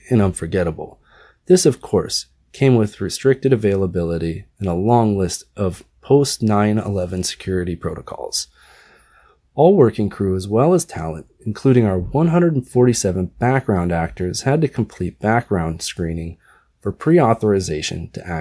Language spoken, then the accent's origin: English; Oregon, United States; moved away as an adult; also born or lived in New York; currently based out of Portland, Oregon, my home state.